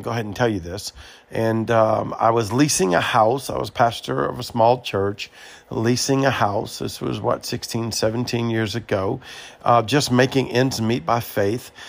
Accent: Louisiana, United States; moved away as an adult; also born or lived in Mobile, Alabama; I am from Louisiana

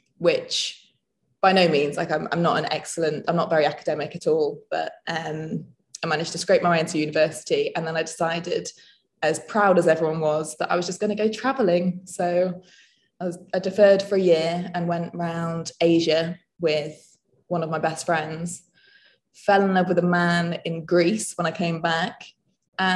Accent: Nottingham, East Midlands, United Kingdom; moved away as an adult; also born or lived in the Alps; So I grew up in England. I grew up in Nottingham.

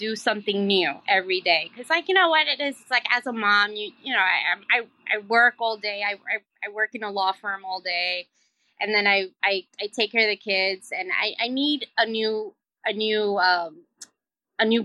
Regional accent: New York City, New York, United States; also born or lived in Queens, New York City; I'm a city girl. I grew up in the Bronx. I live in Queens, in New York City

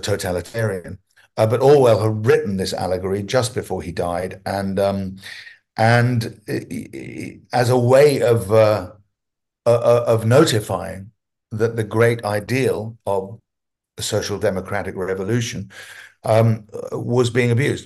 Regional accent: London, United Kingdom; also born or lived in Hampstead, England / Wales / America; I was brought up in almost a Welsh commune, if you like, in North London.

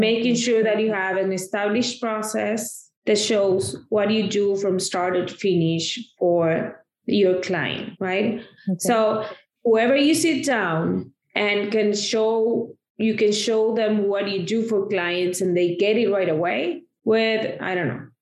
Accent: Argentina; now in United States; I come from Argentina, oh, okay. where I grew up

